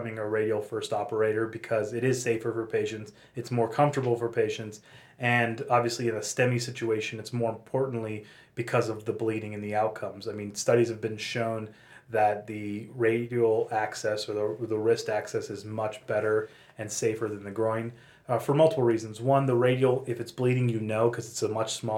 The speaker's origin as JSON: {"language": "English", "town": "Pittsburgh", "region": "Pennsylvania", "country": "United States", "also_born_or_lived": "San Francisco / Los Angeles", "moved": "yes", "lives_now": "Denver, United States", "said": "I'm from Pittsburgh"}